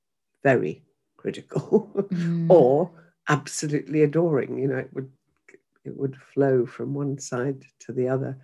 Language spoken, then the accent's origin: English; Yorkshire and the Humber, United Kingdom; she didn't want me to have a broad Yorkshire accent, so she sent me for elocution lessons.